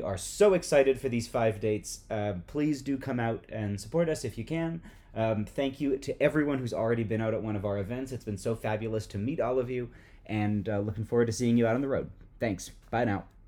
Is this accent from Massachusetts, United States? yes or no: yes; Boston, Massachusetts, United States; my hometown of Boston, Massachusetts